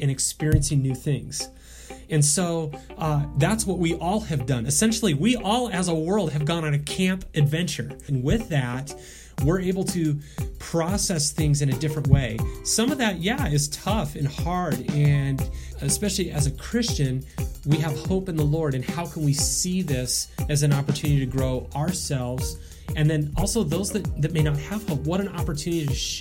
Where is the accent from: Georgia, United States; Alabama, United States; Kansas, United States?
Kansas, United States; Newton; I grew up in South Central Kansas near Newton, north of Wichita